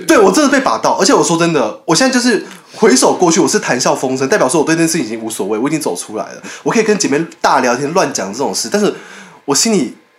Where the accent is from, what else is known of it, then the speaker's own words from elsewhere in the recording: Taiwan; 我是台湾人嘛，我们台湾人